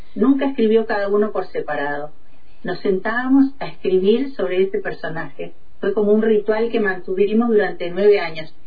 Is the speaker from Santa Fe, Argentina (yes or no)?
no; Choele Choel, Río Negro, Argentina; also born or lived in Salta, Argentina / Bariloche, Argentina; soy nacida en el norte, en Salta, donde mis papás vivían, pero llegué a la Patagonia cuando tenía dos años. Bueno, y ya me afinqué acá.